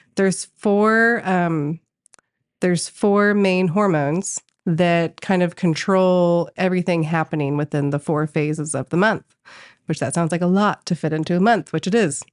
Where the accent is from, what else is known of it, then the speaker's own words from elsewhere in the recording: Colorado, United States; moved away as an adult; now in Tulsa, United States; I am from Colorado